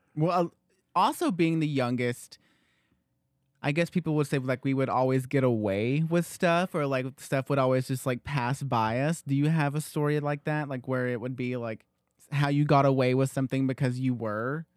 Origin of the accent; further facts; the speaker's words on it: Loudon, Tennessee, United States; I was born in the Loudon, h, there was a hospital in Loudon